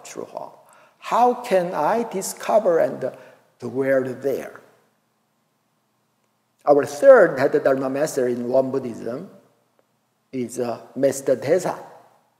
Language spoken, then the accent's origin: English; Daegu, South Korea; moved away; also born or lived in Seoul; I and my old brother drove to my hometown, Daegu City.